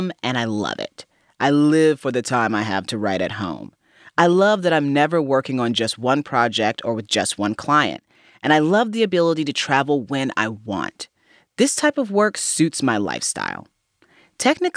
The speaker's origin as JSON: {"language": "English", "town": "Fort Wayne", "region": "Indiana", "country": "United States", "tie": "born or raised there", "moved": "as an adult", "lives_now": "New York City, United States", "said": "Growing up in Fort Wayne, Indiana"}